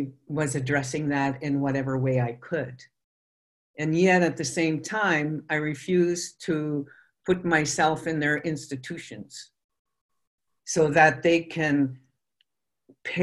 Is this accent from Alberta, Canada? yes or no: yes; Fort McMurray, Alberta, Canada; I was born in Fort McMurray